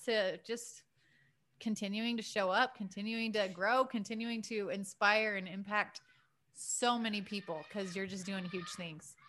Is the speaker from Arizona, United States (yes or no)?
yes; Prescott, Arizona, United States; growing up in Prescott, Arizona on the weekends